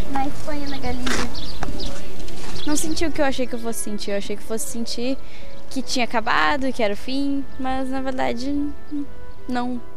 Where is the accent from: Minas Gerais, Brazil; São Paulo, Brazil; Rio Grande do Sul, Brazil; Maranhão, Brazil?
São Paulo, Brazil; now in Porto, Portugal; Uh, de São Paulo.